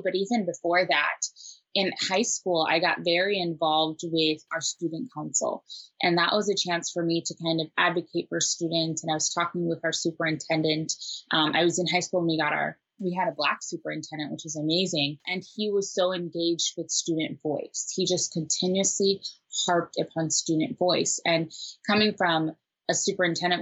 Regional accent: Minnesota, United States; also born or lived in Nairobi, Kenya; Nairobi born, but Minnesota raised

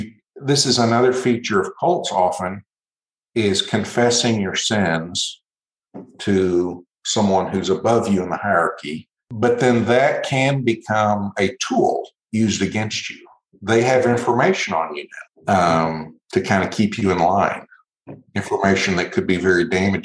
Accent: Brazil; I grew up in Brazil, and the word culto is the word for worship.

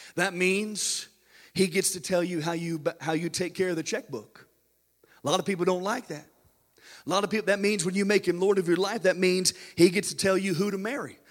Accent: United States; we as American Christians

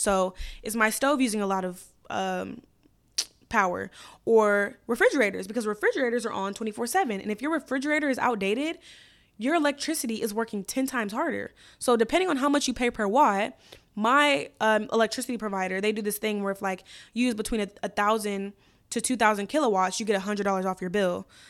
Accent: United States; as an American woman

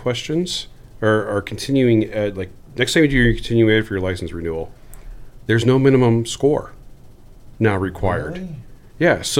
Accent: Del Rio, Texas, United States; I grew up in West Texas in Del Rio.

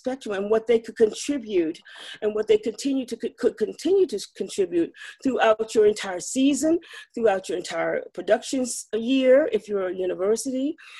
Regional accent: Madison County, Virginia, United States; I was raised in Madison County, a rural county in the foot of the Blue Ridge Mountains, mm-hmm. and I went to a predominantly white high school.

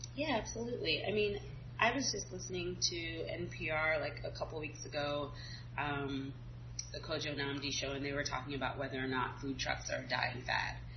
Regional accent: Southern California, United States; I am originally from California, actually. A lot of people think I'm from Louisiana because of what I do and the food that I serve. Um, I grew up in Southern California

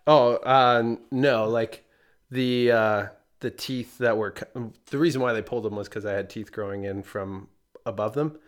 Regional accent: Canada; moved away; I'm from Canada originally

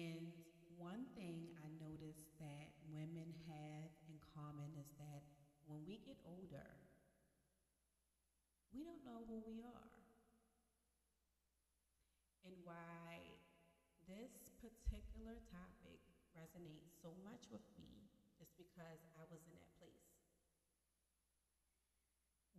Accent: Baltimore, Maryland, United States; moved away as an adult; now in Miami, United States; I am from Baltimore, Maryland. I have recently moved to Miami, Florida

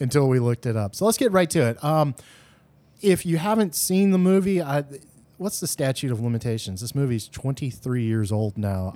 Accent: the South, United States; We are from the South

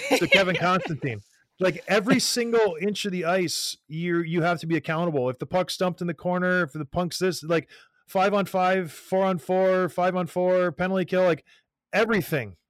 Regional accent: Canada; as a Canadian kid

